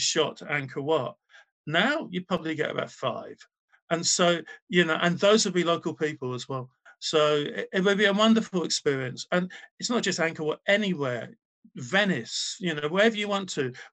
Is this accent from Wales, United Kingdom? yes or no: yes; Wales, United Kingdom; I'm from Wales